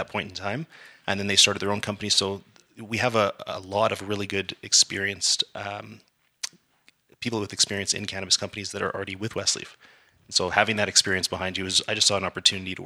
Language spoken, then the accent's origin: English; Calgary, Alberta, Canada; growing up in Calgary